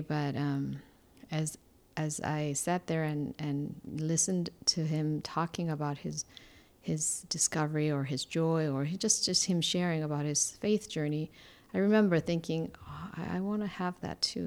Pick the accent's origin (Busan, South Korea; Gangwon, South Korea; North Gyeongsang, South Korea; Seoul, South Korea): Seoul, South Korea; English is a second language; moved away as an adult; I was born in Korea, uh, Seoul, Korea, and I grew up there basically until I was freshman in college